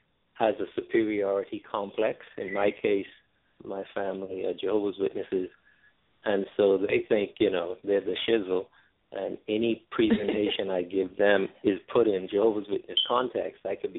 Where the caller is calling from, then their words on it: New York, United States; Calling from New York.